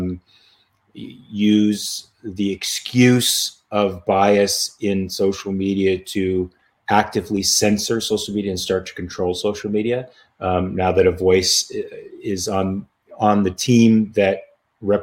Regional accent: United States; accent: American; My accent is American

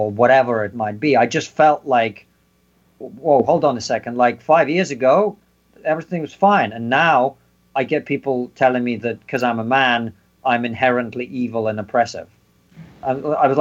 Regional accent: Russia; now in United Kingdom; I'm obviously from Russia, the Soviet Union

